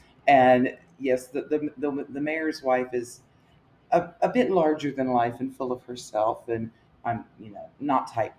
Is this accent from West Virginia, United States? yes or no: yes; Parkersburg, West Virginia, United States; I was born in Wood County and lived in Parkersburg most of my life